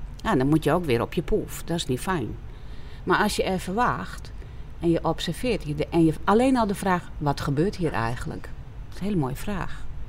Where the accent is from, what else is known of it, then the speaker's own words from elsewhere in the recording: Friesland, Netherlands; ik kom uit Friesland, dus wij hebben veel weiland met heel veel schapen op het moment